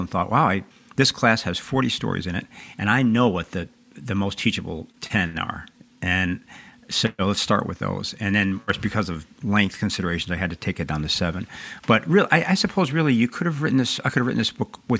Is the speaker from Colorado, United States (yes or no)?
no; Chicago, Illinois, United States; also born or lived in Texas; I was born in Texas, and I grew up on the south side of Chicago